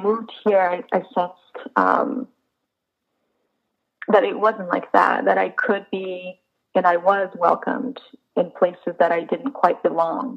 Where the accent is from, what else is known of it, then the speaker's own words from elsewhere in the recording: Brazil; moved away as an adult; also born or lived in Boston; now in Los Angeles, United States; I'm Latina from Brazil